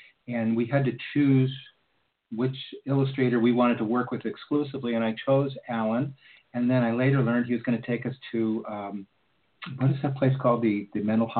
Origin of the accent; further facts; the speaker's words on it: Los Angeles, California, United States; also born or lived in Beverly Hills; I was a kid from Los Angeles and Beverly Hills